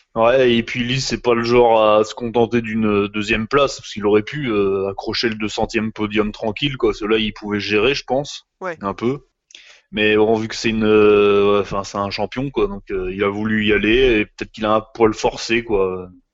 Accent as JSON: {"language": "French", "country": "France", "said": "chez nous, en France"}